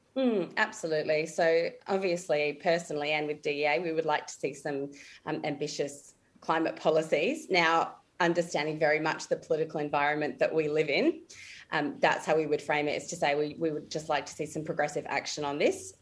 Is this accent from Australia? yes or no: yes; Adelaide, South Australia, Australia; also born or lived in Alice Springs / Mackay; I'm from Adelaide originally, and that's where I work at the moment